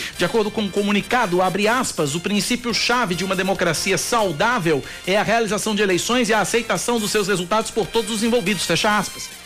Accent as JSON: {"language": "Portuguese", "town": "Paulista", "region": "Pernambuco", "country": "Brazil", "moved": "as an adult", "lives_now": "João Pessoa, Brazil", "said": "deste humilde pernambucano que trocou a cidade de Paulista para viver na capital paraibana"}